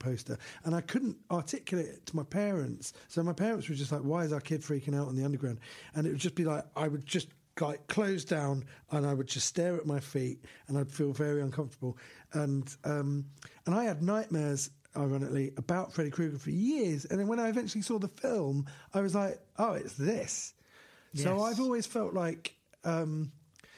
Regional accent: London, United Kingdom; And I grew up in London in the 80s.

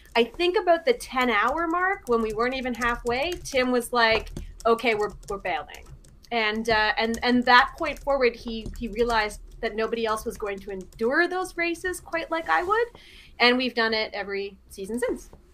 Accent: Canada; also born or lived in Washington / England; I'm, I'm Canadian

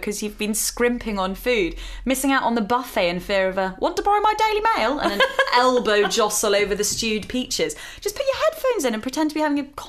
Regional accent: United Kingdom

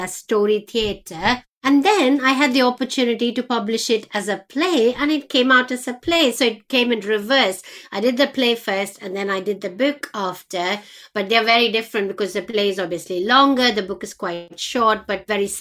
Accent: India; moved away; when I was growing up in India

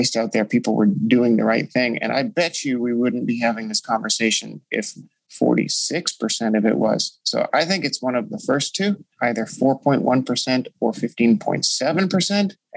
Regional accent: Canada; I'm Canadian

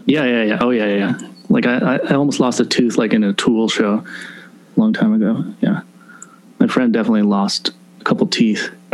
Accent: Virginia, United States; moved away; also born or lived in Seattle / New York City; I was only in Seattle till about five. I'm an East Coast guy. So I grew up in Virginia

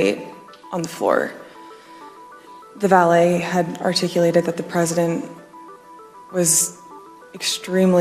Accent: United States; As an American

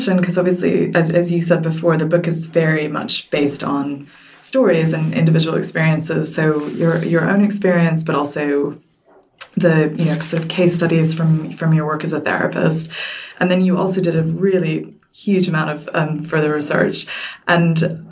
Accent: United States; now in United Kingdom; I grew up in the States

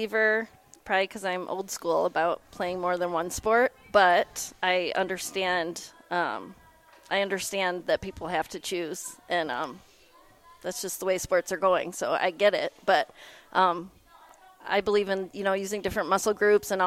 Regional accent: Perrysburg, Ohio, United States; So I grew up here in Perrysburg, went to Woodland Elementary

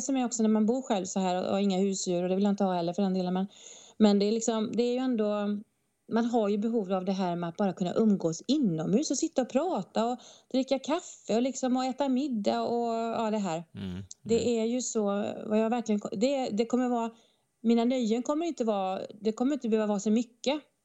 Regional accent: northern Bohuslän, Västra Götaland, Sweden; now in Stockholm, Sweden; Jag har också vuxit upp på landet i Bohus, norra Bohuslän och eh, kanske hör på min fantastiska dialekt

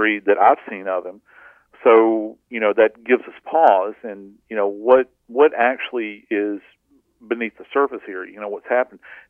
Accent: the South, United States; I'm from the South

